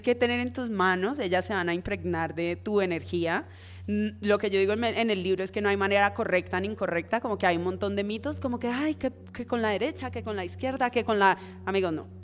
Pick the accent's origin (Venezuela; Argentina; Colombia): Colombia; Cali, Valle del Cauca; como persona caleña que soy